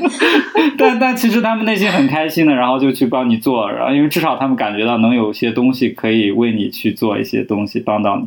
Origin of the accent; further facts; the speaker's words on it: northern China, China; moved away; 我们北方